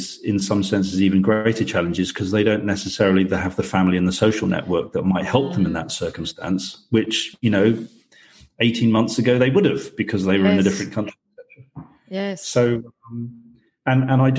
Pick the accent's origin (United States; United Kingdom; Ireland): United Kingdom; also born or lived in New Zealand; now in Belfast, United Kingdom; I'm British